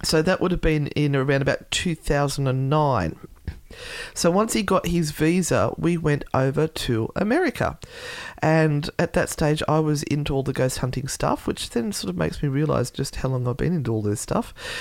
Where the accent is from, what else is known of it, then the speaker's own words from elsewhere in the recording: Australia; my being Australian